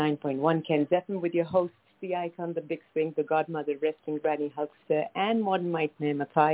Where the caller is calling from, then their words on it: New Delhi, Delhi, India; Right now, I'm in the capital of India, which is New Delhi, India. And this is where my family house is. This is where I'm based.